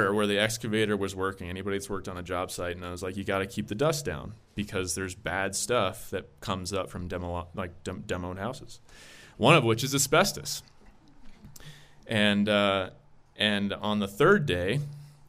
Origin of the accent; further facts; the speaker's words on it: Kansas City, Missouri, United States; I'm from Kansas City, Missouri. And I grew up about 2 minutes from Kauffman Stadium